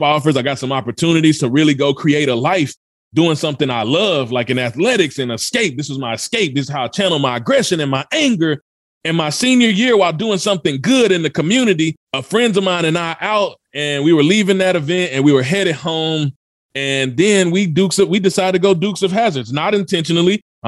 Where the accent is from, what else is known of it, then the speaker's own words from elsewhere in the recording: Mississippi, United States; also born or lived in Memphis, Tennessee; I was born in Memphis, Tennessee, product of the South, raised in Mississippi